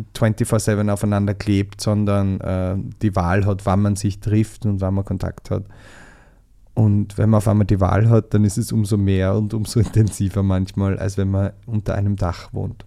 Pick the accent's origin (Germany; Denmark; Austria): Austria; Southern Burgenland; moved away as an adult; now in Vienna, Austria; ich komme ja aus dem Südburgenland